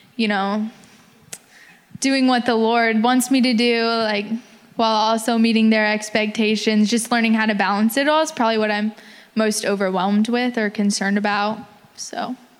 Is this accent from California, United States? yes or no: no; Kansas, United States; moved away; I'm from Kansas.